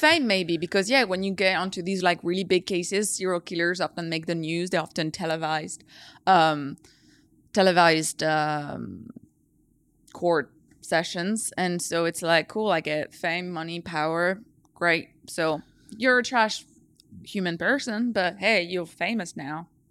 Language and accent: English; France; moved away; I grew up in the French countryside, surrounded by nature.